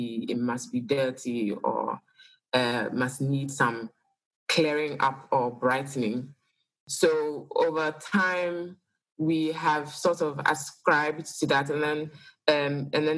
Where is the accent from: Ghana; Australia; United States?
Ghana; now in Accra, Ghana; I am Ghanaian